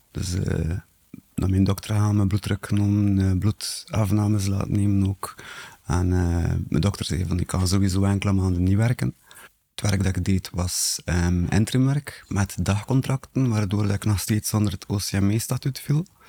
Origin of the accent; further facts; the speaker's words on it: Bruges, Flanders, Belgium; ik ben afkomstig van Brugge en ik ben 40 jaar oud.